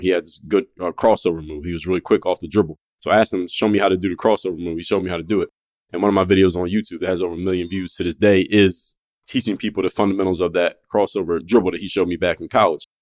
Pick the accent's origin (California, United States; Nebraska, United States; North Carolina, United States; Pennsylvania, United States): Pennsylvania, United States; Philadelphia; now in South Florida, United States; I was home in my hometown of Philadelphia